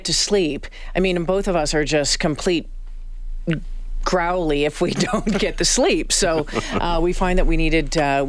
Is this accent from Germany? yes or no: no; Northern Ontario, Canada; I grew up in Northern Ontario